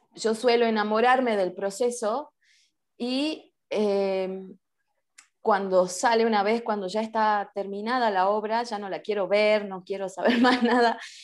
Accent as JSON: {"language": "Spanish", "region": "Salta", "country": "Argentina", "said": "soy de Salta, Argentina"}